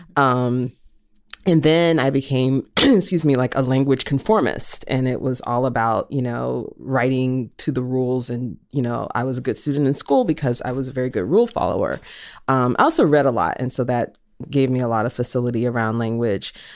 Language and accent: English; the South, United States; I was raised in the South